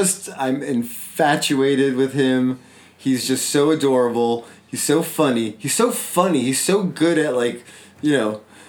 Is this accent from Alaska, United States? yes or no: no; New York City, New York, United States; growing up in the Bronx, you know, where so many of those scenes were shot, you know, like, that's my home. That is my childhood.